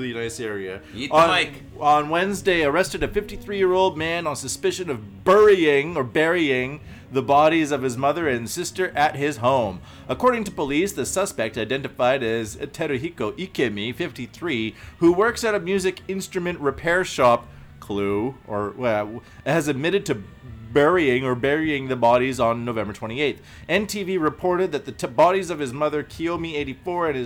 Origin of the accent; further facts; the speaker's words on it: Canada; moved away as an adult; now in Japan; I'm from Canada, from a small town